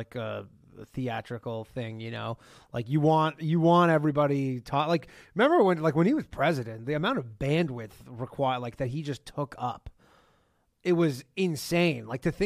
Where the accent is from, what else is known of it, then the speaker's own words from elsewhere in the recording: Canada; I'm from Canada